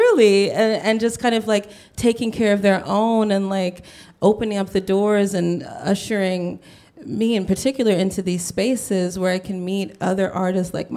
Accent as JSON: {"language": "English", "region": "New York", "country": "United States", "moved": "as an adult", "lives_now": "Los Angeles, United States", "said": "I'm from New York"}